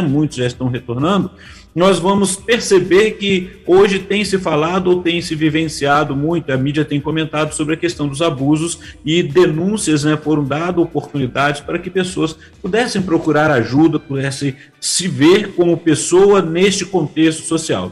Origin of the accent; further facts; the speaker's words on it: Barra Mansa, Rio de Janeiro, Brazil; accent: fluminense; eu sou do, do é, é um município, né, a cidade do estado do Rio de Janeiro, Barra Mansa, e no entanto o sotaque é totalmente diferente do carioca